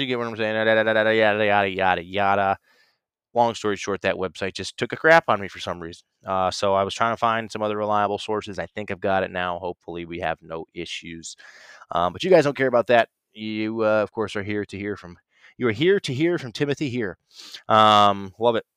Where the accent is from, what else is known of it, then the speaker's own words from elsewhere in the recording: Ohio, United States; my home state of Ohio